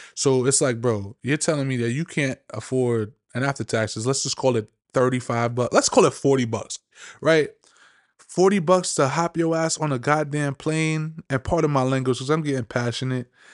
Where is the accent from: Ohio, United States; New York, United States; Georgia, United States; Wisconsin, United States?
New York, United States; I'm from New York